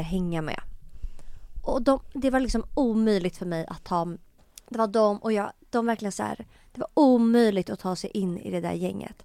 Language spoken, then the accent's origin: Swedish; Stockholm, Stockholm County, Sweden; also born or lived in Tumba; jag är uppväxt på Söder